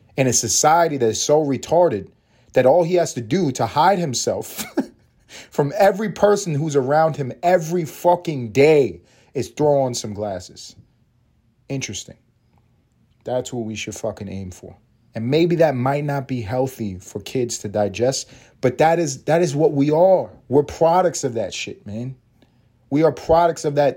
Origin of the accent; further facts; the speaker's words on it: New York City, New York, United States; also born or lived in Los Angeles; now in Atlanta, United States; I'm from New York